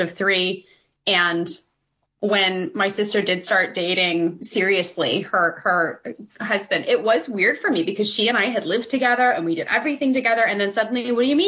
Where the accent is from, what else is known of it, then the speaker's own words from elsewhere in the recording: Lower Peninsula, Michigan, United States; I wanted to set something in my home state. I'm from Michigan. I am from the Lower Peninsula